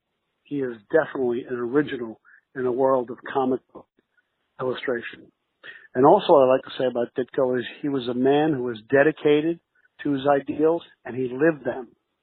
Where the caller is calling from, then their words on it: New York City, New York, United States; I'm calling you from New York City.